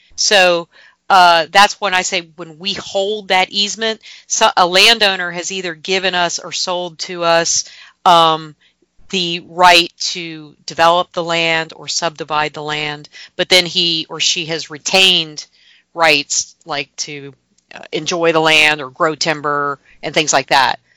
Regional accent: Gainesville, Florida, United States; I am from North Florida. I was born and grew, uh, grew up in Gainesville

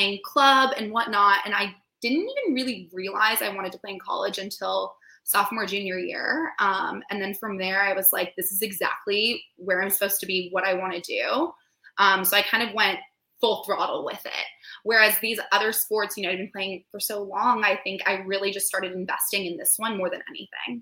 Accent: San Diego, California, United States; I'm from San Diego, California

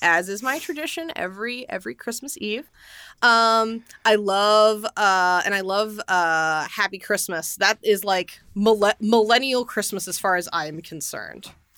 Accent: United States; I'm a human being and American

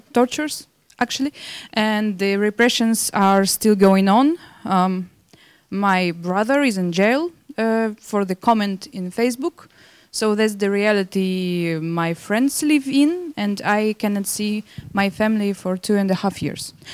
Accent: Belarus; moved away as an adult; I'm from Belarus.

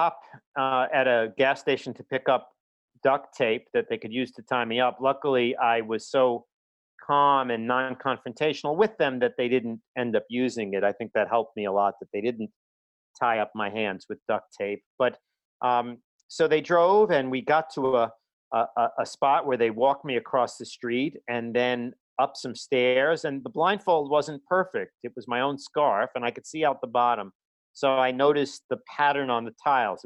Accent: New York City, New York, United States; growing up in Brooklyn

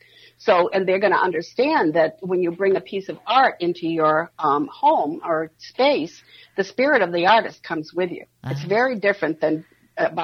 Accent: Maine, United States; now in Minneapolis, United States; I'm from Maine

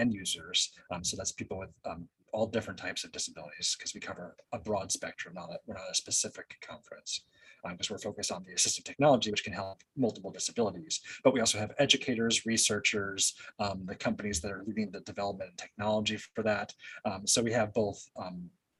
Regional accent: New Jersey, United States; now in California, United States; I'm originally from New Jersey

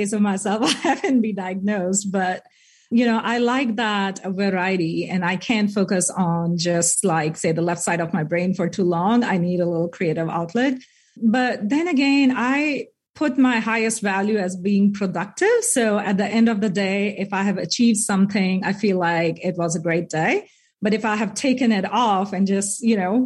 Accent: India; moved away as an adult; now in Bentonville, United States; I'm from India

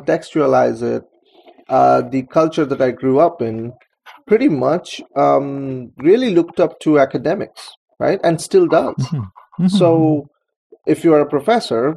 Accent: Kolkata, West Bengal, India; moved away as an adult; now in United States; I was growing up in Calcutta, India

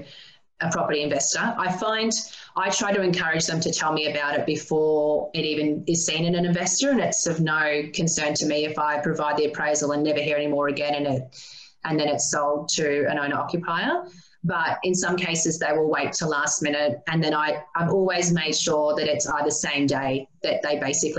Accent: Maryborough, Queensland, Australia; growing up in Maryborough, a population of 27,000

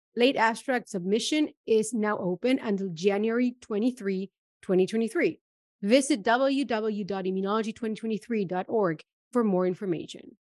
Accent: Argentina; moved away as an adult; also born or lived in Germany; now in Amsterdam, Netherlands; I am originally from Argentina, where I studied biotechnology

